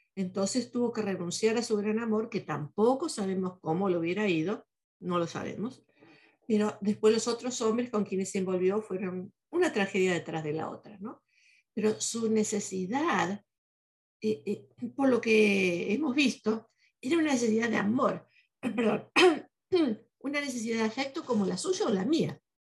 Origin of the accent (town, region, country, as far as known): Argentina